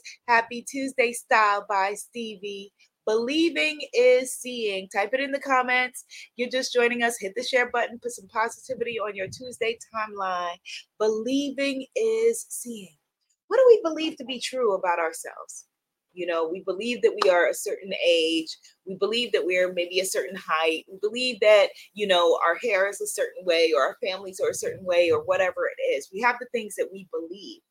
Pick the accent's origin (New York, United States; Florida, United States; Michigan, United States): New York, United States; I live in New York. I'm a New Yorker